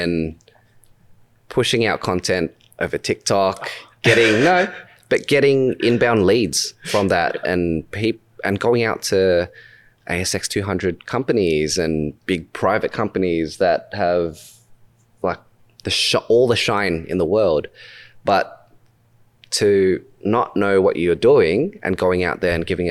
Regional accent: Australia; accent: Australian; my Australian accent

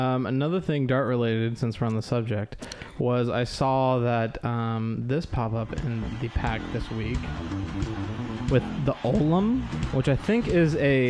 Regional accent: California, United States; which I'm not used to since I'm from California

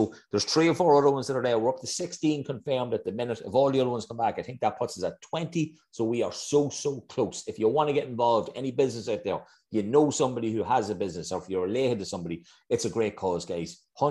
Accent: Ireland; we grew up in Darvo, Kev. It was the countryside, okay? We had space.

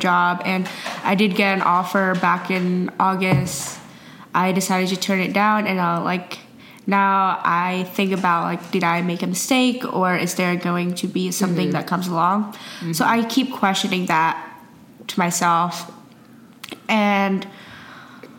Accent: Indonesia; moved away; I'm from Indonesia

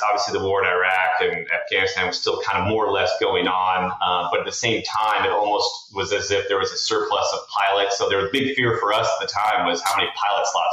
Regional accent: Tucson, Arizona, United States; we grew up in Tucson, Arizona

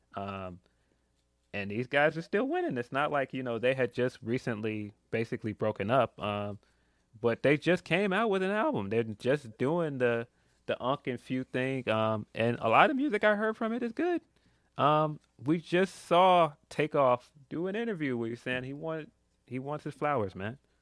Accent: Chicago, Illinois, United States; I'm from Chicago

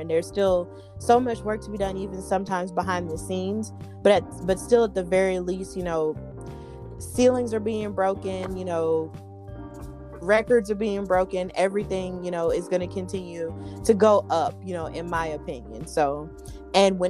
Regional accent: Alabama, United States; my home state

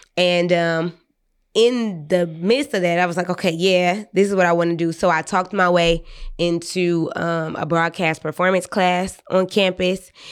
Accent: Detroit, Michigan, United States; I'm from the West Side

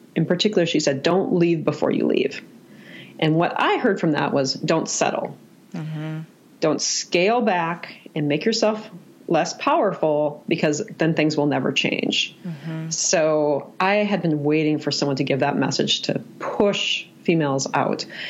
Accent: Minnesota, United States; I am from Minnesota

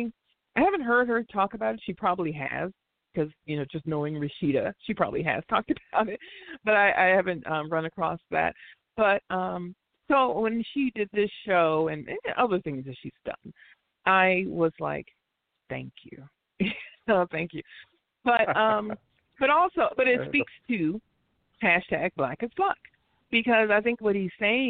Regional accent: United States; I don't consider myself African American. I'm Black American

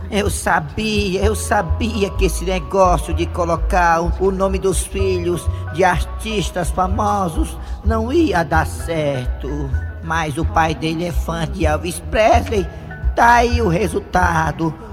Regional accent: Vicência, Pernambuco, Brazil; Eu sou aqui de Vicência, Pernambuco.

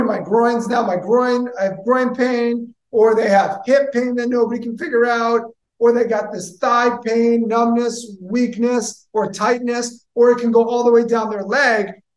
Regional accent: Boston, Massachusetts, United States; moved away as an adult; also born or lived in Tampa Bay area, Florida; now in Tampa, United States; I'm originally from Massachusetts, the Boston area

